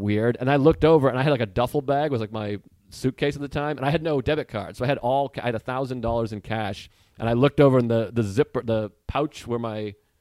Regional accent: Massachusetts, United States; moved away as an adult; also born or lived in Boston; Before I turned 20, I lived in Boston. So I'm from Massachusetts

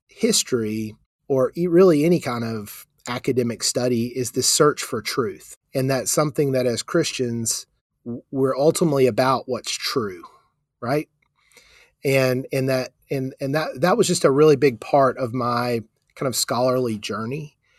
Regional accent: Charleston, South Carolina, United States; growing up in South Carolina, kind of being raised in a state in the 1970s and 80s

